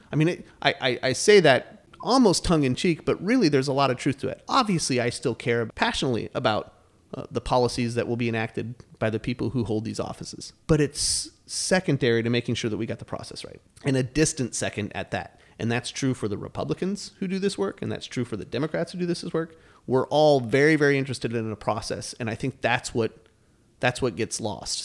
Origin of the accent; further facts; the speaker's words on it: Flagstaff, Arizona, United States; I ran for city council when I was nineteen years old in my hometown of Flagstaff, Arizona.